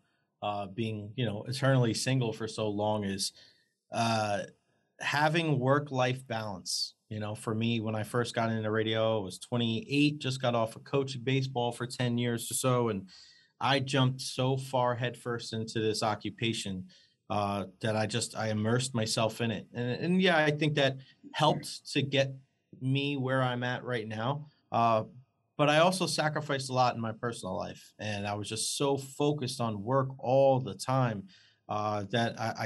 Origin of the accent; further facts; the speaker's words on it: New York, United States; now in Florida, United States; I grew up in New York